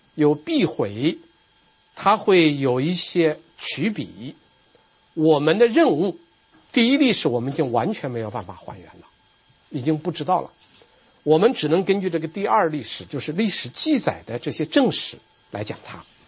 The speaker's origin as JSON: {"language": "Chinese", "country": "China", "said": "我们作为一个中国人，我们作为一个中国的当代人"}